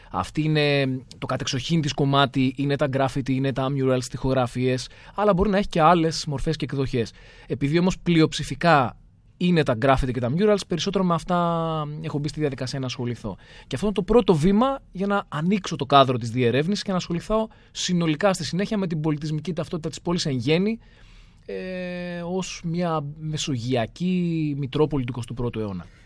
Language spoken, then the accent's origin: Greek; Athens, Attica, Greece; την αγαπώ την Αθήνα. Και το λέω δηλαδή, ξέρεις, με όση βαρύτητα μπορώ να δώσω. Είναι η πόλη μου. Μ' αρέσει. Έχω μεγαλώσει σε αυτήν για διάφορους λόγους ε, οικογενειακούς, επαγγελματικούς.